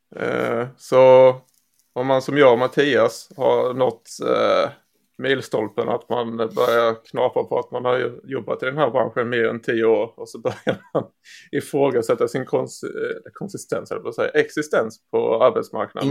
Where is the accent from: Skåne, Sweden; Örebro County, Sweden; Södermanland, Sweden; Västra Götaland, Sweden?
Skåne, Sweden; det här skånska ärret